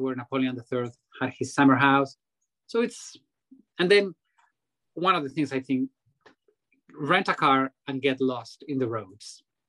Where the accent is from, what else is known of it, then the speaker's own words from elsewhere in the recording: Pamplona, Navarre, Spain; my hometown here in Pamplona, the city of the Riding of the Bulls.